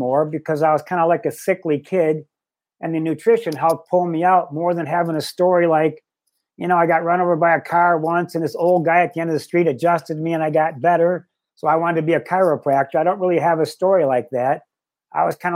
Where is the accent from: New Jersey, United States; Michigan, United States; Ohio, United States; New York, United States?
Michigan, United States; Livonia; growing up in Livonia, Michigan